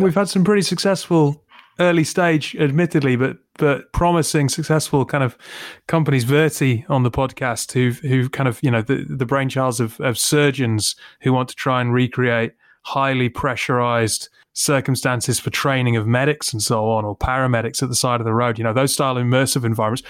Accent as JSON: {"language": "English", "country": "United Kingdom", "said": "I'm terribly British"}